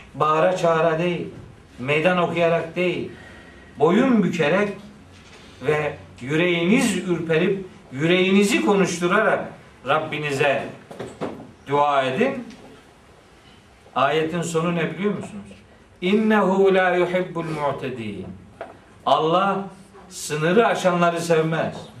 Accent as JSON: {"language": "Turkish", "region": "Black Sea Region", "country": "Turkey", "said": "bizim oranın ağzıyla"}